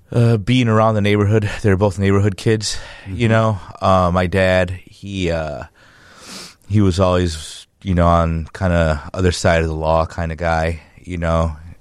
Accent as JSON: {"language": "English", "town": "Chicago", "region": "Illinois", "country": "United States", "tie": "born or raised there", "also_born_or_lived": "Mexico", "said": "I'm from Chicago, Chicagoland area. Grew up between Maywood, Stone Park, and Logan Square. My earliest memories were actually in Maywood and Mexico, where my mom is from."}